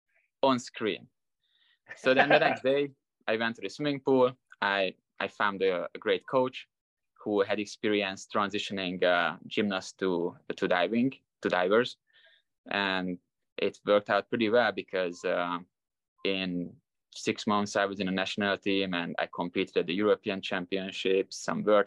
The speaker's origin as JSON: {"language": "English", "country": "Hungary", "moved": "as an adult", "lives_now": "Las Vegas, United States", "said": "I was a really good gymnast until I was 14, 15, national champions in Hungary"}